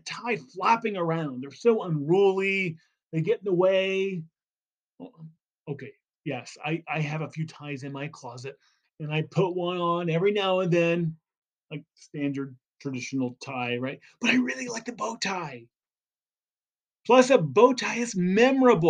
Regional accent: California, United States; I'm from California, but I live in the mountains

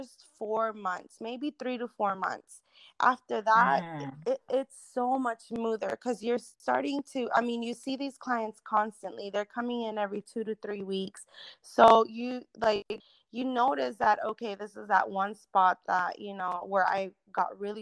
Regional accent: Irving, Texas, United States; now in Bedford, United States; I was raised in Irving, Texas

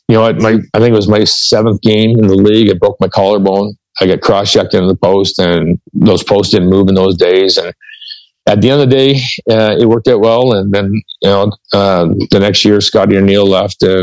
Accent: Kingston, Ontario, Canada; I was born and raised in Kingston, Ontario

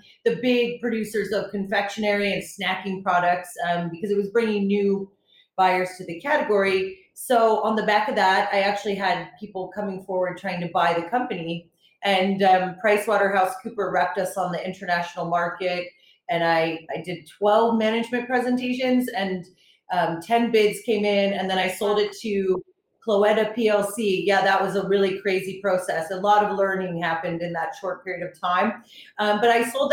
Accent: New York, United States; moved away as an adult; also born or lived in Boulder, Colorado; now in Birmingham, United Kingdom; I was born in New York, and I actually came to England for my master's degree

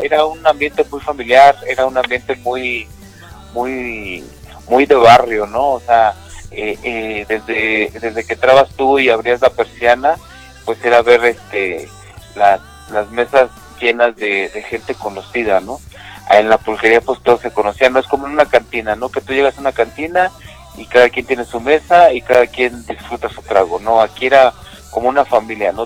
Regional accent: Mexico City, Mexico; de la Ciudad de México, nosotros somos de la Ciudad de México

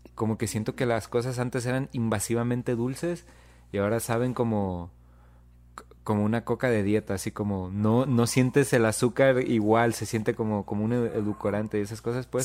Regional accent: Mexico; nosotros como mexicanos

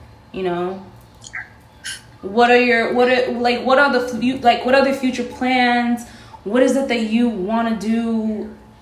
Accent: New York City, New York, United States; first language Spanish; English is a second language; Spanish was my first language, but Inwood schools kind of whitewashed the shit out of me when I first went to kindergarten

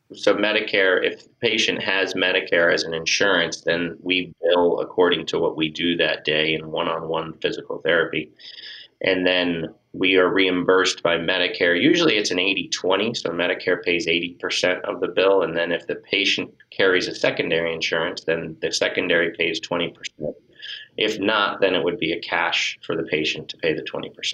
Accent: Northeast, United States; also born or lived in Miami, Florida / West Palm Beach, Florida; now in Massachusetts, United States; moved up to Massachusetts because I was from the Northeast and always wanted to get back to the Northeast

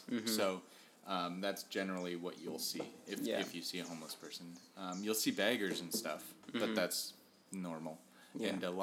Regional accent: United States; moved away; also born or lived in Oregon; We're American

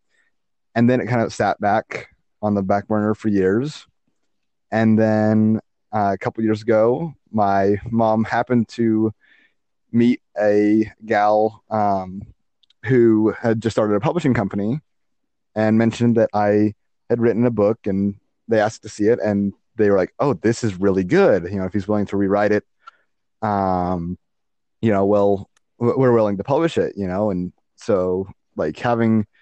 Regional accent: Utah, United States; I have been born and raised in Utah

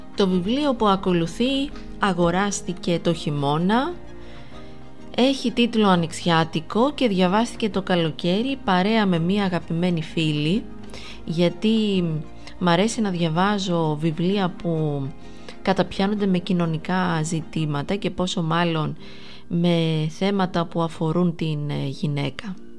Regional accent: Greece; εμείς ως Έλληνες αναγνώστες

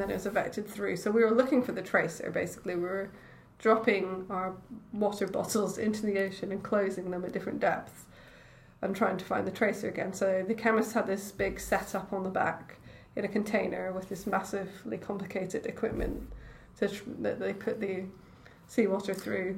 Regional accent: Edinburgh, Scotland, United Kingdom; moved away as an adult; also born or lived in London / Cambridge; I grew up in Edinburgh

